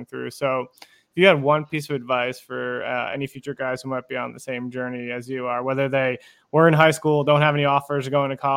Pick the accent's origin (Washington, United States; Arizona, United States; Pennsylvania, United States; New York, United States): Arizona, United States; I grew up in Arizona